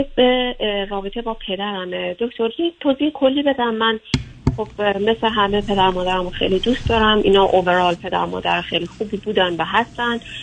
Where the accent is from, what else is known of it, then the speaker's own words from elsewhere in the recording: Iran; moved away as an adult; now in United States; من از ایران اومدم بیرون